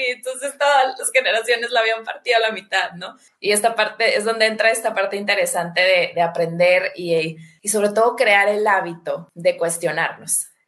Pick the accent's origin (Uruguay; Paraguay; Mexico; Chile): Mexico; los dos somos mexicanos